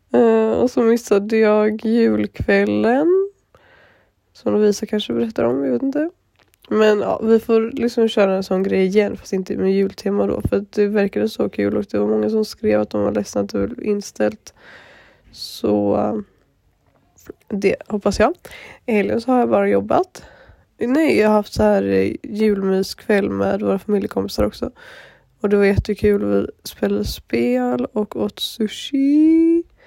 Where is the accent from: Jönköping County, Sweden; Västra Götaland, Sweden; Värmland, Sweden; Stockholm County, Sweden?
Västra Götaland, Sweden; Gothenburg; moved away; så är jag hemma i Göteborg med min moster och min mormor och min familj